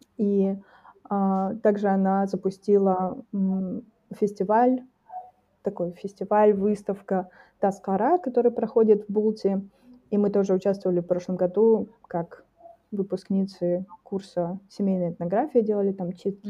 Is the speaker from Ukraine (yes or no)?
no; Taldykorgan, Jetisu Region, Kazakhstan; в Талдыкургане, например, например, это мой родной город